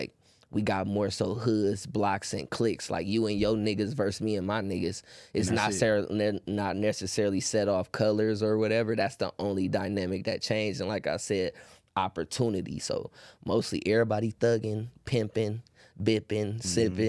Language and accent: English; Oakland, California, United States; I grew up in the North. You feel me? Like in the North, we more so like it's a smaller part of Oakland.